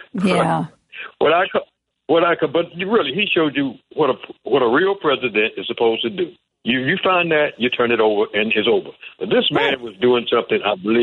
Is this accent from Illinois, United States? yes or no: yes; Chicago, Illinois, United States; But I grew up in Chicago, and I know what happened. I know how I was treated when I was a kid in Chicago